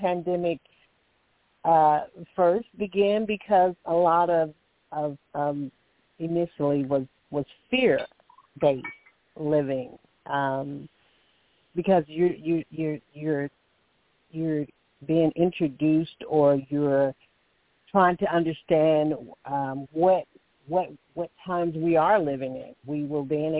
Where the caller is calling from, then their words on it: Alabama, United States; I'm calling from Alabama